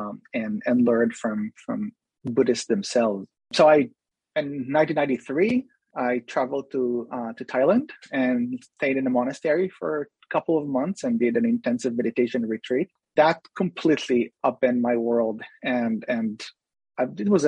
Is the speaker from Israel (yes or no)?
yes; Israel; moved away; also born or lived in Jerusalem; I was born in Israel, and I spent most of my young adult life in Jerusalem